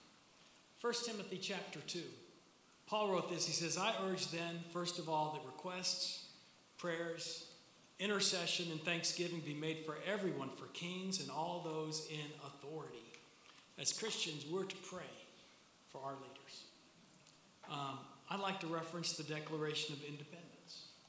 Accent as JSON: {"language": "English", "country": "United States", "tie": "born or raised there", "said": "I am an American born in a land that was established on a strong and stated foundation of faith"}